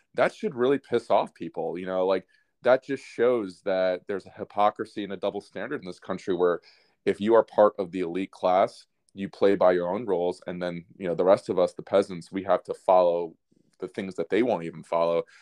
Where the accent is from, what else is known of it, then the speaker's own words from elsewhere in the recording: United States; I'm biased as an American